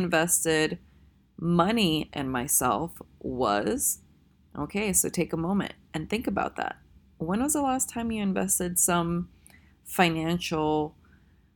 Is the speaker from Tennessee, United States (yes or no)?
yes; Tennessee, United States; I'm actually from Tennessee